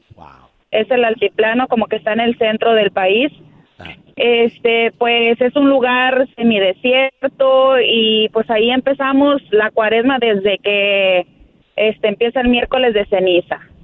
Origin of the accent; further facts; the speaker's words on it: Matehuala, San Luis Potosí, Mexico; now in United States; yo soy de Matehuala, San Luis Potosí